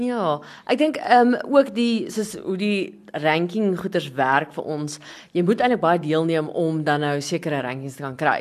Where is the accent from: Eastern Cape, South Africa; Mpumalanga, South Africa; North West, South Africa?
North West, South Africa; Christiana; Ek is van 'n klein dorpie Christiana.